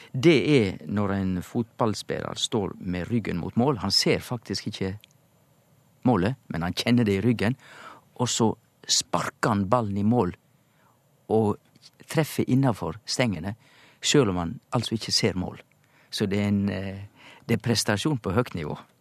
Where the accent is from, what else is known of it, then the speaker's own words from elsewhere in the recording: Indre Sogn, Vestland, Norway; som liten i Indre Sogn i bedehuskulturen